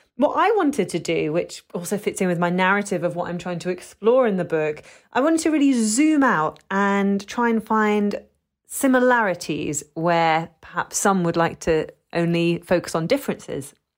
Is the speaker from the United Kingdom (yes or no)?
yes; London, United Kingdom; I'm British, you know, I was born in London, but as, as someone who's a second generation